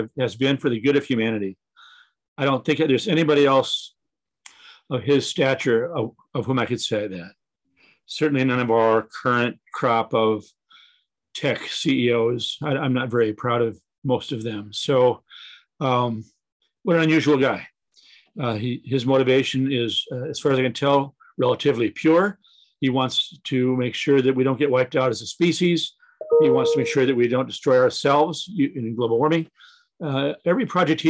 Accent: Friday Harbor, Washington, United States; in Friday Harbor, my hometown

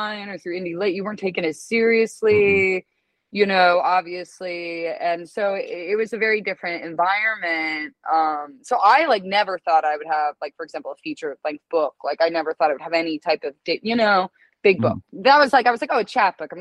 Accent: Broken Arrow, Oklahoma, United States; moved away as an adult; also born or lived in New York / Los Angeles; I left Oklahoma at 18

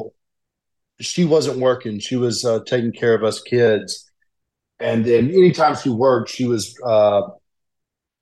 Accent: Birmingham, Alabama, United States; I'm just south of Birmingham. I grew up in Birmingham, and after I got injured, this is where I found myself

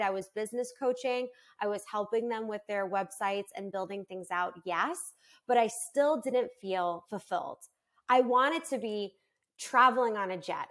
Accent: New York, United States; moved away as an adult; now in Florida, United States; I'm originally from New York, and I moved with my twins to Florida

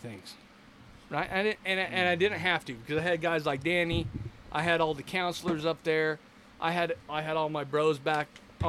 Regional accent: Darby, Montana, United States; I mean, I'm a Darbarian. Yeah. I was born and raised in Darby.

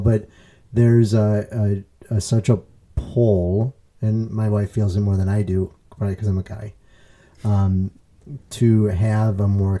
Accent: United States; we are American and individualistic

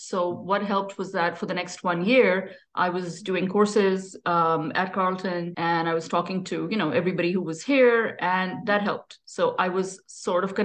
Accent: Lahore, Punjab, Pakistan; also born or lived in Middle East / Montreal / Calgary / Islamabad; now in Toronto, Canada; I'm from Lahore in Pakistan, and I ended up moving to Canada as an immigrant.

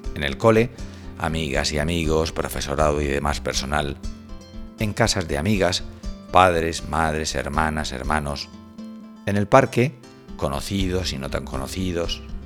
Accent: Cartagena, Region of Murcia, Spain; nací en Cartagena hace 49 años y soy profesor de periodismo en la Universidad de Murcia

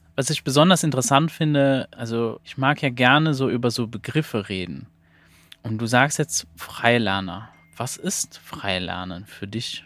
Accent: Luxembourg; ich bin ja aus Luxemburg

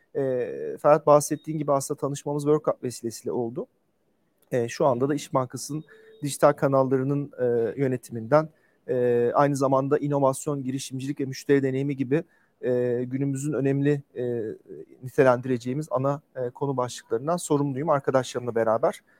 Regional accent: Ankara, Turkey; ben de e, bir Ankaralıyım.

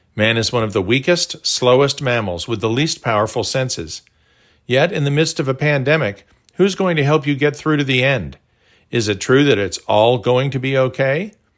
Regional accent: Tulsa, Oklahoma, United States; growing up in Tulsa

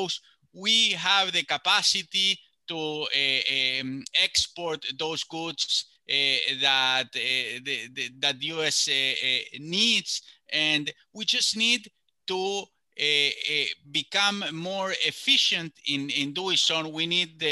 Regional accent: Córdoba, Argentina; I myself grew up in the middle of the country in a province called Córdoba

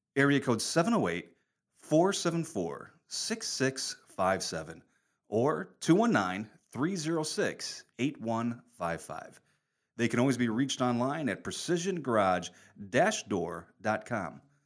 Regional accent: Black Oak, Missouri, United States; We are from the hills, Black Oak, Missouri. Uh, born and raised on the farm

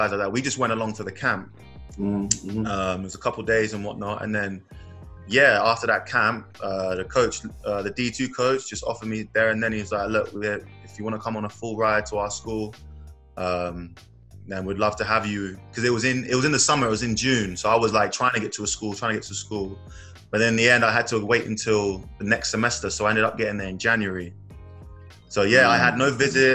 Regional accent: Milton Keynes, South East England, United Kingdom; moved away as an adult; also born or lived in South Dakota; From Milton Keynes, England

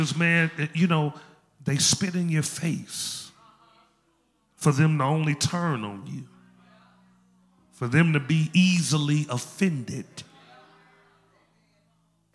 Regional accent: Memphis, Tennessee, United States; I'm from Memphis, as you can see, as you can tell. Memphis is still in me.

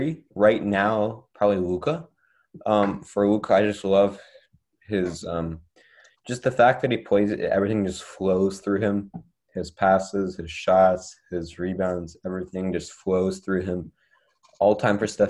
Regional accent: Canada; I'm from Canada

